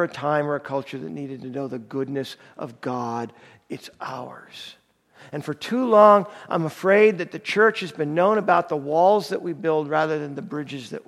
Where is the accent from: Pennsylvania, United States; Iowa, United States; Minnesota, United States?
Pennsylvania, United States; Lehigh Valley area, Allentown, Bethlehem; I grew up in the Lehigh Valley area, Allentown, Bethlehem area